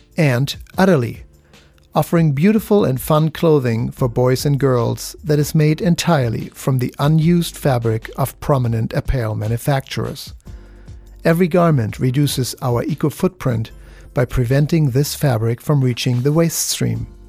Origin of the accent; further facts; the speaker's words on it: Germany; moved away; I'm from Germany. That's what I grew up with.